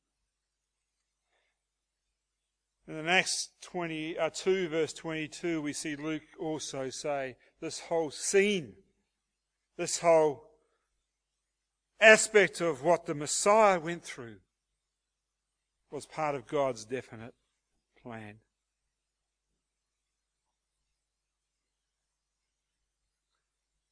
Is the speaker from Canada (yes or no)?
no; Hastings, Hawke's Bay, New Zealand; now in Australia; a beloved Kiwi from the town of Hastings, New Zealand.